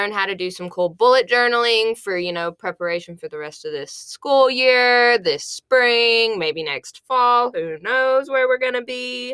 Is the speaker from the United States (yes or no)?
yes; Mayflower, Arkansas, United States; I am from Mayflower, Arkansas, so right there in the middle of the state